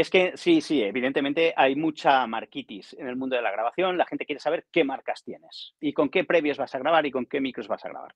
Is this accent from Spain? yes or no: yes; Barcelona, Catalonia, Spain; also born or lived in Zamora / Cardedeu; Yo soy de Barcelona.